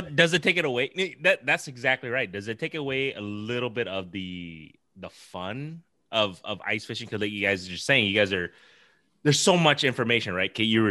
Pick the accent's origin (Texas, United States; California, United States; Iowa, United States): Iowa, United States; we're all from Iowa